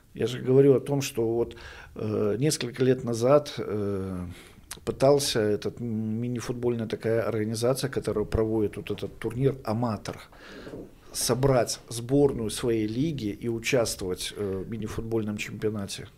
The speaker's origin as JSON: {"language": "Russian", "town": "Orsha", "region": "Vitebsk Region", "country": "Belarus", "tie": "born or raised there", "said": "я уроженец города Орши"}